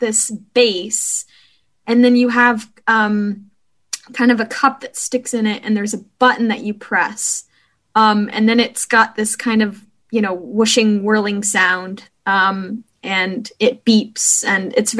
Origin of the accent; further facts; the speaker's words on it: Portland, Oregon, United States; I'm from Portland, Oregon